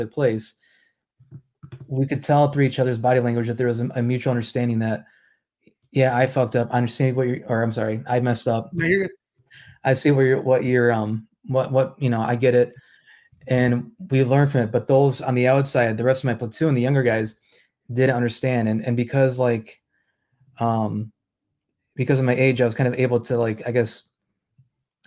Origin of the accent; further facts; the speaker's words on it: Holland, Michigan, United States; also born or lived in Manistee, Michigan; I was born and raised here in the Mitten State